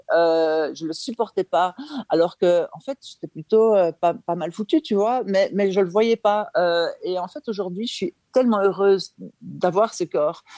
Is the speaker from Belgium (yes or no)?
yes; Belgium; je suis belge, hein, je vis en Belgique